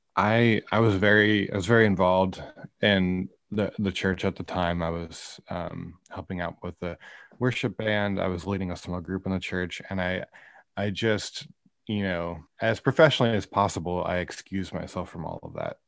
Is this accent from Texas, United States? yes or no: no; Iowa, United States; moved away as an adult; also born or lived in Kansas City; now in Northern California, United States; I grew up in Iowa. Um, I was there till I graduated high school